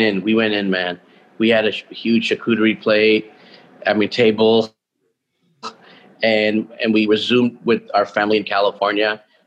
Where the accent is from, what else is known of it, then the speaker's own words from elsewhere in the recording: Toronto, Ontario, Canada; now in Vancouver, Canada; I grew up in North York, went to school in North York